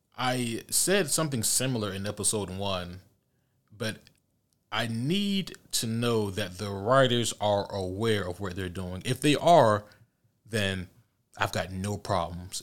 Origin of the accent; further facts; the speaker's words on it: Georgia, United States; I'm from Georgia